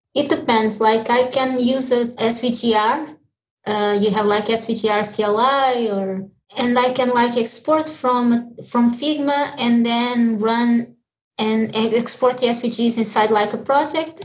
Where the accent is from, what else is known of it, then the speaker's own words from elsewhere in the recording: Lisbon, Portugal; moved away as an adult; also born or lived in Mozambique; now in Dublin, Ireland; was born in Mozambique, and my my father is Portuguese, my mother from Mozambique. So when I was like two years old, I moved to Lisbon